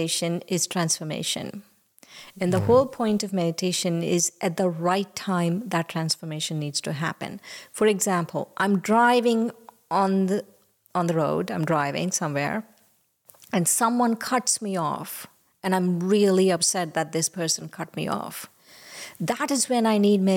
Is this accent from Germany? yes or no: no; India; now in United States; when I was growing up in India, we went to yoga